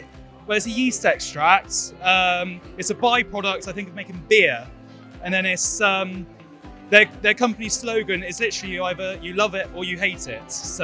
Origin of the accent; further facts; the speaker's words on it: Devon, South West England, United Kingdom; So I'm from the same place as Tal. I'm from Devon.